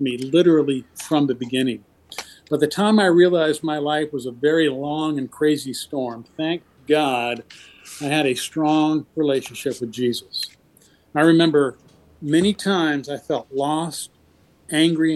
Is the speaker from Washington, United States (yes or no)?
yes; Seattle, Washington, United States; I grew up in Seattle